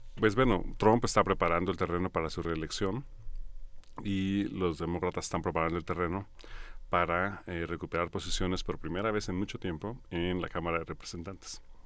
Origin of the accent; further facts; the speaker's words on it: Mexico; quienes nacemos aquí somos mexicanos de entrada